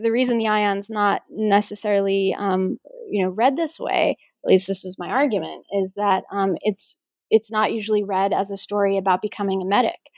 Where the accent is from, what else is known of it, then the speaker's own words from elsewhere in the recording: New York, United States; when I was growing up in New York, my father is a, a Greek immigrant